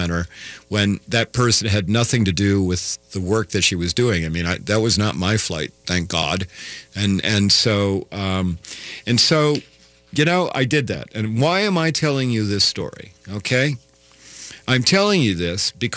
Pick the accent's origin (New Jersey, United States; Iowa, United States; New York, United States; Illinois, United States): Iowa, United States; now in Minnesota, United States; I'm not from Minnesota, I'm from Iowa